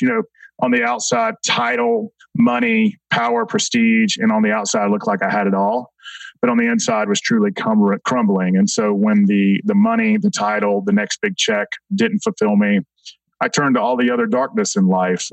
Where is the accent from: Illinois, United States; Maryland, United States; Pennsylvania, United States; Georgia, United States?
Georgia, United States; Atlanta; I'll start as a young man in South Atlanta. I grew up in Clayton County